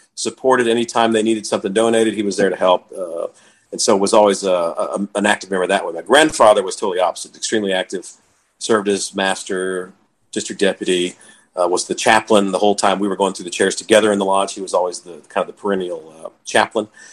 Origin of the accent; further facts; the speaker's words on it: Texas, United States; also born or lived in Waco; now in Lorena, United States; We grew up in the suburbs